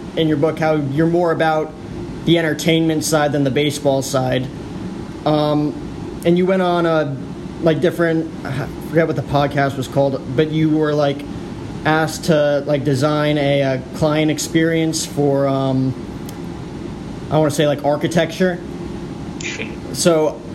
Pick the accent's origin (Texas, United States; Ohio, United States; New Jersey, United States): New Jersey, United States; now in Phoenix, United States; I grew up in New Jersey. So total East Coast kid